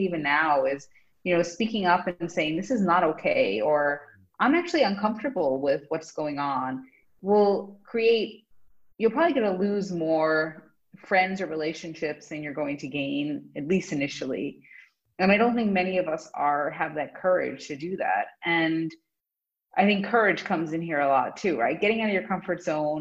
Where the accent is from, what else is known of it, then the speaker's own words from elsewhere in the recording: United States; as an American